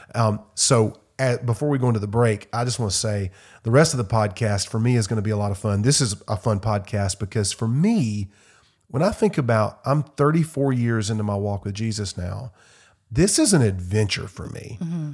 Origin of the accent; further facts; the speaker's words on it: Simpsonville, South Carolina, United States; At my church growing up in Simpsonville, South Carolina